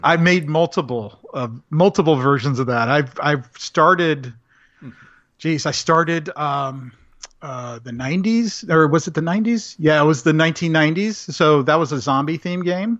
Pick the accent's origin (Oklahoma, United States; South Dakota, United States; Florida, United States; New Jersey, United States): Florida, United States; Central; I did grow up in the country up in Central Florida